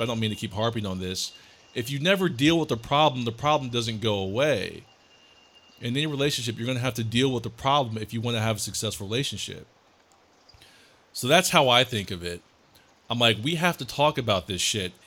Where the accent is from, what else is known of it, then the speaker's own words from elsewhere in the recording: Columbus, Ohio, United States; moved away; also born or lived in Memphis, Tennessee; I was surrounded by white people growing up in Columbus, Ohio